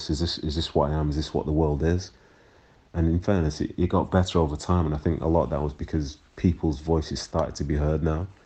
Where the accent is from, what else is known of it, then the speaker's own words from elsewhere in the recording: Manchester, North West England, United Kingdom; also born or lived in Nigeria / Miles Platting; being raised in Manchester in the 90s, I did experience a few things. My whole family did because we, you know, we came from we came from Nigeria and we were at the time, I think, one of the very few, if not the only, black family that was in Miles Platting around that time.